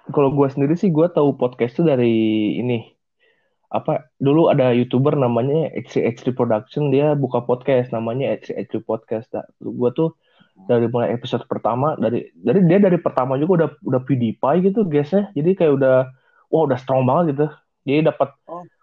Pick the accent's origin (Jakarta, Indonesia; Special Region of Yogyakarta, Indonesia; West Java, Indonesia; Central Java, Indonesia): West Java, Indonesia; Bandung; itu dibesar, lahir dan dibesarkan di Bandung don di Jawa Barat ya. Terus … tinggal di ujung Berung